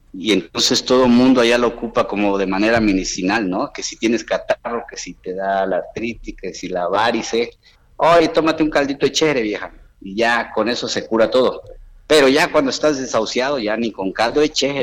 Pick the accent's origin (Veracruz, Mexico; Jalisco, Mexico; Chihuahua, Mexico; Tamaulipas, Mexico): Veracruz, Mexico; Acayucan; moved away; la pandemia me regresó a mi pueblo, a Veracruz, a Cayucan, Veracruz